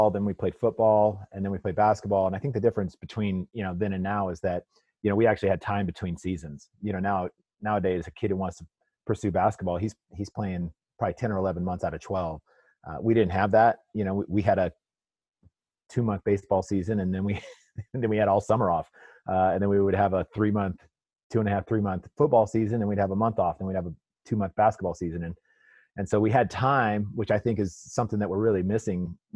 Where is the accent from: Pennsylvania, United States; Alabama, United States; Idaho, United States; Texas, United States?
Idaho, United States; Boise; also born or lived in Caldwell, Idaho; I'm originally from Caldwell, Idaho. Born over in Caldwell. We moved to Boise when I was 3 years old, raised in Boise, grew up in the Bora district